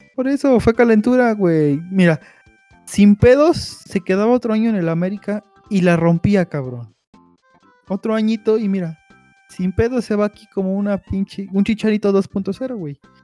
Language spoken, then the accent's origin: Spanish; Mexico; como mexicanos, nosotros